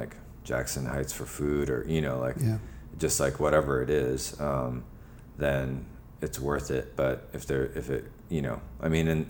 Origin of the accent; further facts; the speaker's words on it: Japan; born there; I mean, I was born in Japan. My mother is Japanese and my father is from Burma.